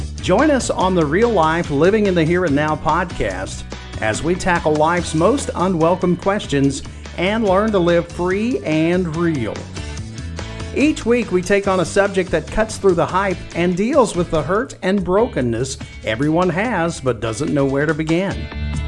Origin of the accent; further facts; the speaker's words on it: Hazard, Kentucky, United States; I'm from Hazard